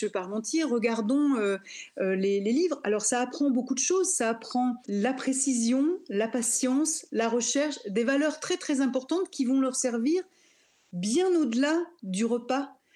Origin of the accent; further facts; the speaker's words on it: near Lyon, Auvergne-Rhône-Alpes, France; je suis née euh, près de Lyon